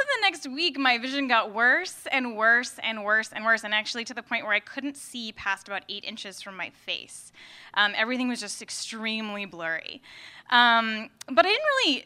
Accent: New Jersey, United States; moved away as an adult; also born or lived in San Diego; now in Brooklyn, United States; I grew up in New Jersey

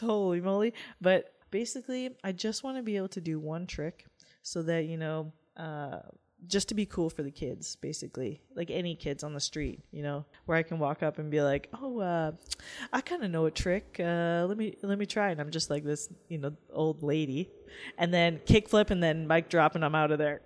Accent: Canada; as a Canadian

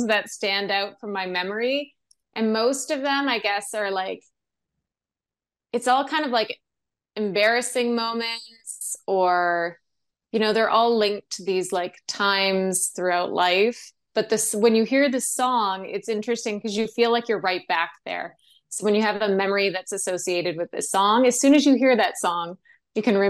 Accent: Sault Ste. Marie, Ontario, Canada; moved away as an adult; also born or lived in Toronto; growing up in Sault Ste. Marie, Ontario

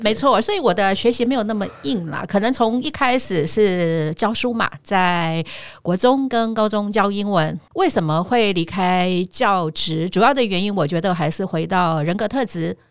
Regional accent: Tainan, Taiwan; also born or lived in Kaohsiung; 因为我，我本身是台南人

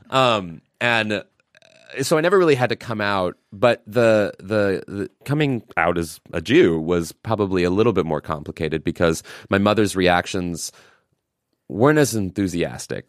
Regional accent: Missouri, United States; I'm from Missouri

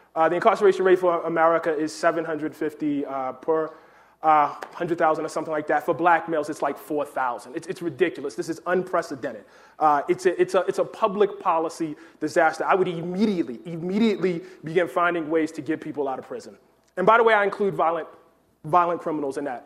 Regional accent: Baltimore, Maryland, United States; growing up in Baltimore

